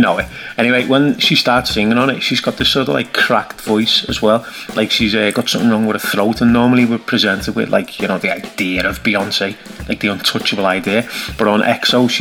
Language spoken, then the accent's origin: English; the North of England, United Kingdom; I'm Northern, I'm working class